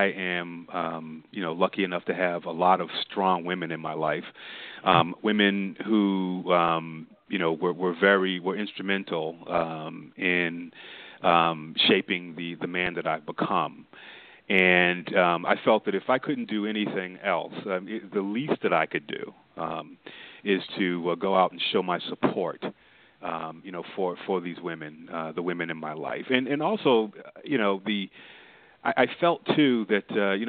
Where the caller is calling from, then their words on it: Windsor Mill, Maryland, United States; I'm calling from Windsor Mill, Maryland